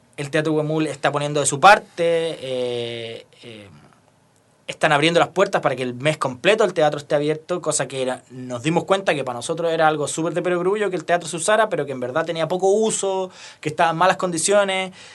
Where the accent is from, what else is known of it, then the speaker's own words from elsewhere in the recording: Rancagua, O'Higgins, Chile; now in Santiago, Chile; yo soy de Rancagua, después me vine a ir a Santiago